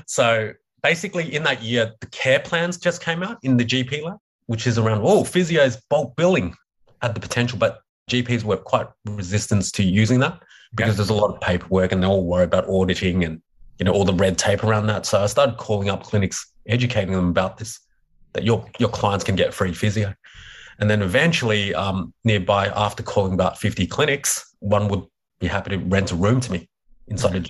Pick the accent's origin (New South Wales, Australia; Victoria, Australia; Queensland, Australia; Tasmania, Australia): Victoria, Australia; Melbourne; I was brought up in Melbourne where the Australian Open was